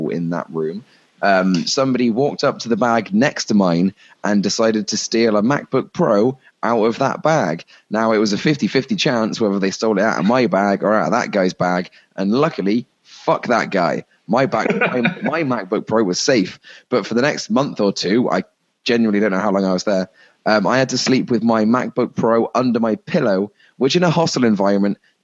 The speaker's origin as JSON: {"language": "English", "region": "England", "country": "United Kingdom", "said": "being an Englishman"}